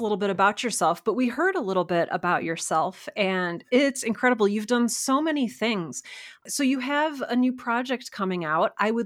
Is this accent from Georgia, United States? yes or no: no; Cleveland, Ohio, United States; I grew up in Cleveland, Ohio